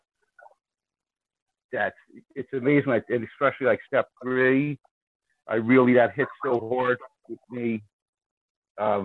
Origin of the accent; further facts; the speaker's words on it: Long Island, New York, United States; I'm also from Long Island